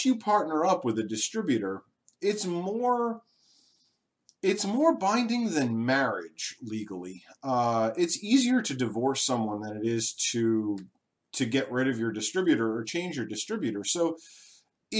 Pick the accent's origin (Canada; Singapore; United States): United States; Long Island, New York; moved away; I grew up on Long Island, New York